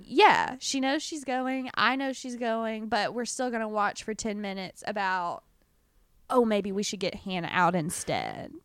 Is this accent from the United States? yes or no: yes; the South, United States; accent: southern; My southern accent will have evolved into an Australian accent.